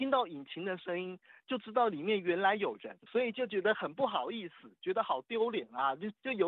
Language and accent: Chinese; Taiwan; 我们在大陆啊，然后我们是台湾人啊。